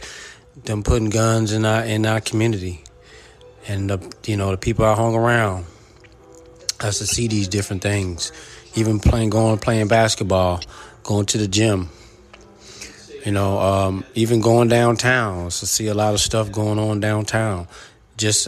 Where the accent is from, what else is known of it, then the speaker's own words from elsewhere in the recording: Philadelphia, Pennsylvania, United States; now in Texas, United States; growing up in Philadelphia to move to Texas to change my life